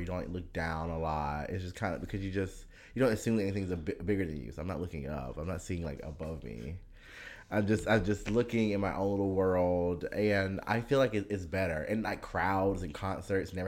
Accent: Washington, District of Columbia, United States; also born or lived in Rockville, Maryland; DC, as you know, is my hometown

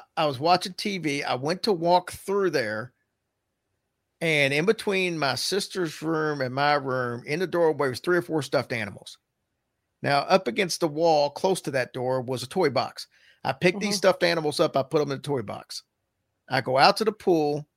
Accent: the South, United States; also born or lived in Louisville, Kentucky / Virgin Islands; now in Lexington, United States; we're from the South

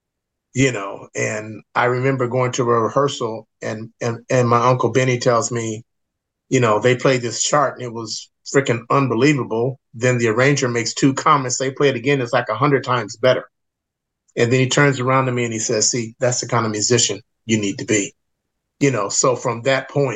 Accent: Los Angeles, California, United States; born or raised there; also born or lived in Washington, D.C.

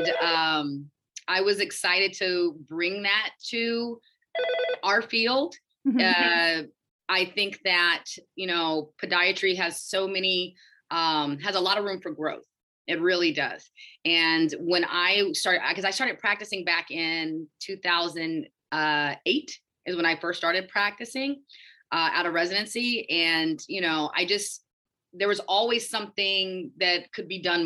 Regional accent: Houston, Texas, United States; moved away as an adult; also born or lived in Connecticut / Michigan / Illinois; I'm originally from Houston, Texas, and that's where I'm practicing right now.

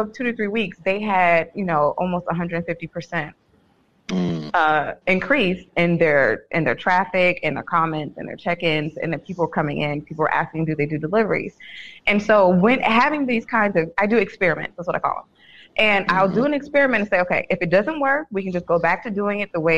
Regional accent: San Francisco, California, United States; moved away; born and raised in San Francisco

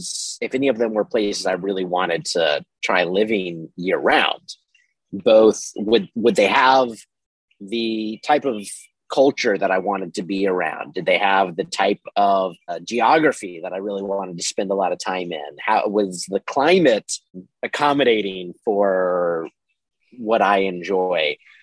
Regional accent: the South, United States; moved away as an adult; I grew up in the South and I hated the summers. I have not spent a summer in the South, despite having lived there for a long time, in almost 10 years.

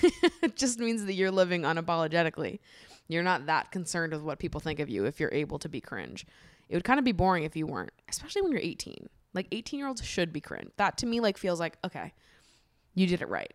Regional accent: Hopkinton, Massachusetts, United States; I grew up in Hopkinton, Massachusetts

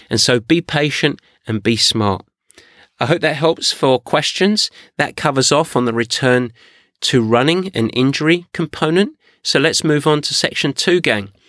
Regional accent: San Diego, California, United States; I'm from San Diego.

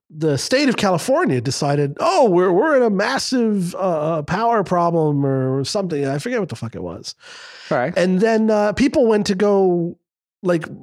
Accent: Scotland, United Kingdom; I'm Scottish

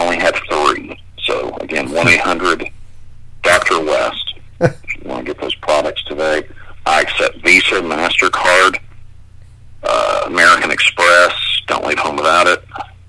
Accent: Canada; moved away; I am from Canada originally.

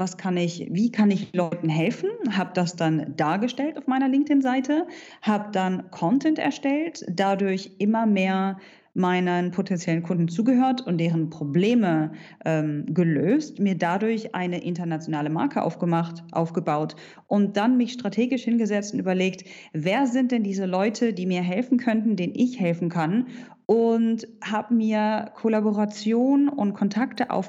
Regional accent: Hanover, Lower Saxony, Germany; now in Dubai, United Arab Emirates; ich bin vor zehn Jahren aus Hannover ausgewandert und lebe mittlerweile in Dubai in den Vereinigten Arabischen Emiraten.

